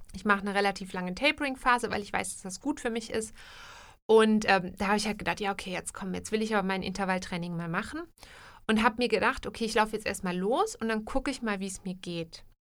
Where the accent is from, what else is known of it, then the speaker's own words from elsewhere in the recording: Germany; now in Switzerland; in Deutschland oder aus der Ecke aus Deutschland, wo ich herkomme, würde man, glaube ich, Leitungswasser sagen